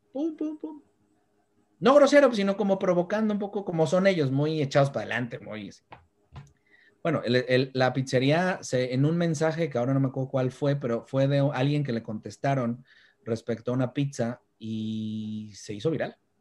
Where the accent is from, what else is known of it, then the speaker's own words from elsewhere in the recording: Mexico; Como mexicano